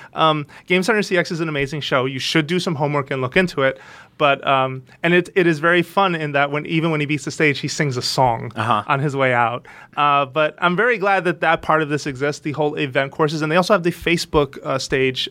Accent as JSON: {"language": "English", "country": "United States", "said": "being American"}